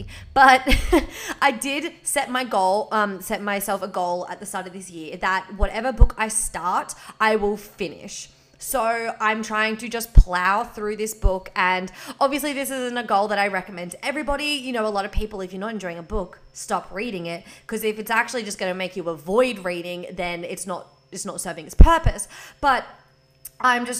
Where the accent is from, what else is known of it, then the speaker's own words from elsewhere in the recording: Victoria, Australia; now in Queensland, Australia; I am from Victoria. I am living in Queensland